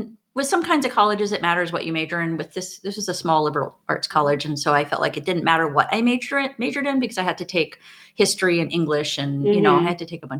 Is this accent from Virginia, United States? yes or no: no; Hawaii, United States; moved away as an adult; also born or lived in Portland, Oregon; I grew up in Hawaii.